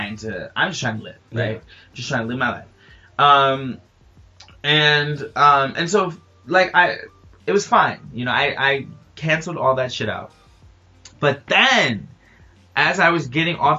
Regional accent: New York, United States; I'm from New York

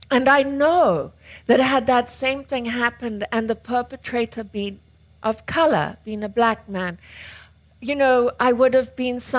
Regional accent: United Kingdom; I got born with a bloody oversized brain, no chin, and I'm really neurotic because I'm British.

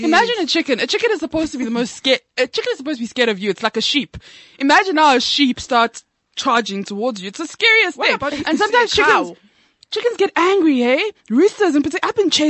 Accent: Johannesburg, Gauteng, South Africa; I was born and raised in Joburg.

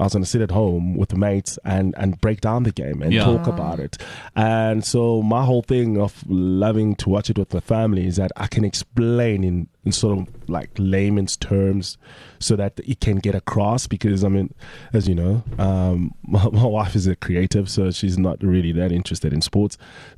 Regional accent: South Africa; as a South African

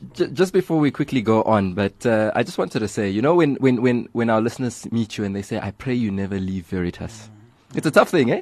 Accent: South Africa; as South African youth

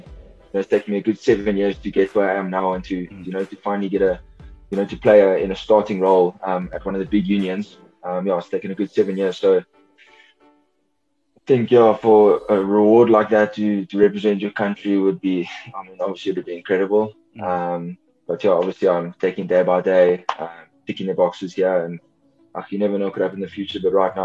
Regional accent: Western Cape, South Africa; moved away; growing up in the Cape, being schooled at Sachs

